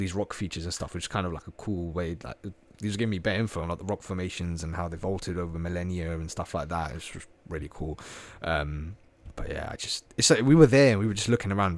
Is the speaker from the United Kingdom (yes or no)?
yes; Slough, South East England, United Kingdom; I was out from Slough.